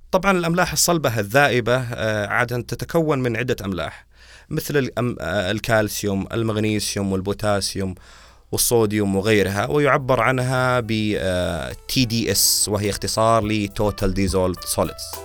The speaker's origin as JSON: {"language": "Arabic", "country": "Saudi Arabia", "said": "عندنا بالسعوديه"}